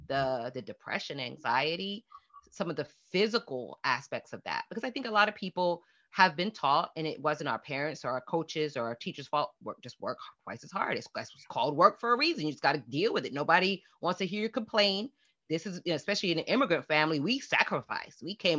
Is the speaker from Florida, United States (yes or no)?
yes; Fort Lauderdale, Florida, United States; I never felt any lack of self-worth growing up in Fort Lauderdale.